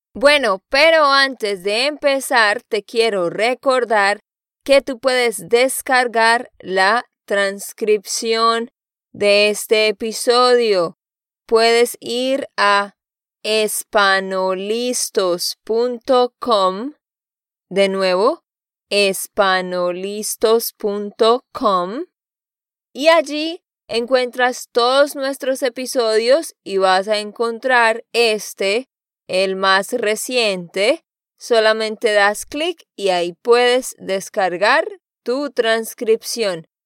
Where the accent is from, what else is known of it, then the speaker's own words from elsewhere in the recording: Santander, Colombia; de Santander, Colombia